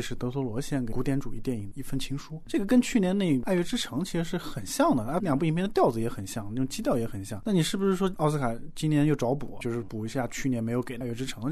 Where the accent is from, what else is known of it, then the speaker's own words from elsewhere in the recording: China; 那我们中国人的传统，你九十大寿